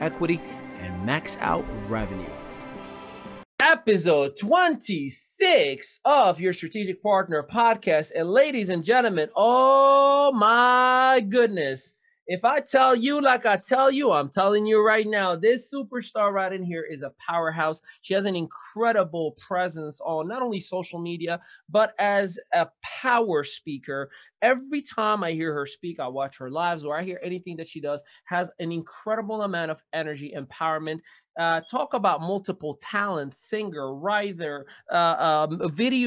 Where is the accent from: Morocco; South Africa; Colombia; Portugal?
Morocco; now in United States; I was born and raised in Morocco, Northwest Africa